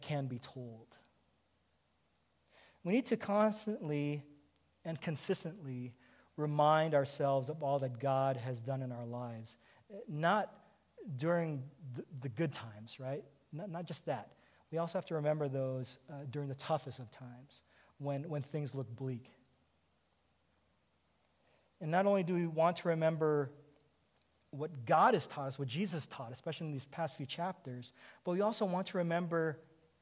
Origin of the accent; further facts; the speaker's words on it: Kodiak, Alaska, United States; moved away; I grew up on Kodiak Island in Alaska